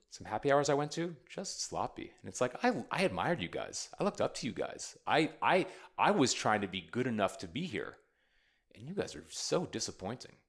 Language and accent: English; United States; now in Austin, United States; I'm an American poet. I'm an American artist.